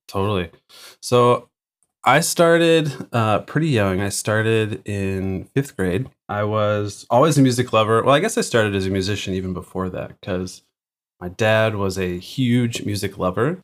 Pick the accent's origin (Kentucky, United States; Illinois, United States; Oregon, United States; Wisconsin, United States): Illinois, United States; Chicago; moved away as an adult; now in Massachusetts, United States; I grew up outside of Chicago in the suburbs